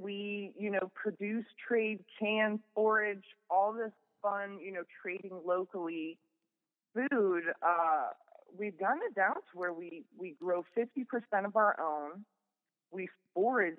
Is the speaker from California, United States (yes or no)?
no; Kettering, Ohio, United States; now in Groton, United States; I grew up in Kettering